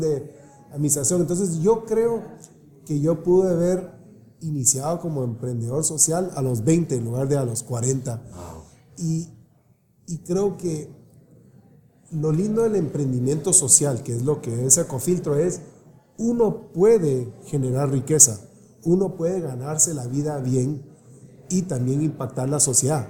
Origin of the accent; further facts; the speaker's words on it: Guatemala; moved away; also born or lived in California; pues yo nací en Guatemala también